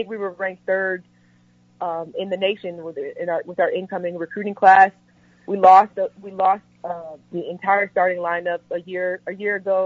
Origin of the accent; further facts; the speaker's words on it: St. Louis, Missouri, United States; moved away; my hometown, St. Louis